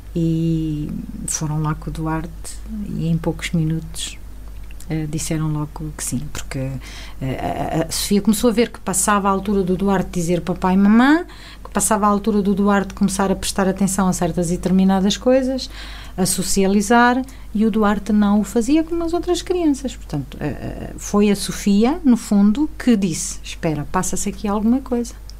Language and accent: Portuguese; Alentejo, Portugal; moved away as an adult; also born or lived in Chaves; now in Lamego, Portugal; eu sou alentejana, moro aqui em Lamego há 17 anos. Antes disso, morei 14 em Chaves